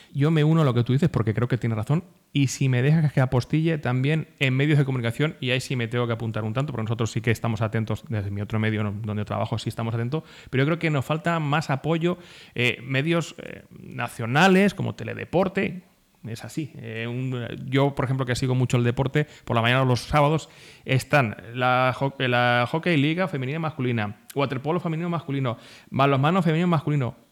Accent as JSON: {"language": "Spanish", "town": "Socuéllamos", "region": "Castilla-La Mancha", "country": "Spain", "said": "yo soy Socoyamina de Pro"}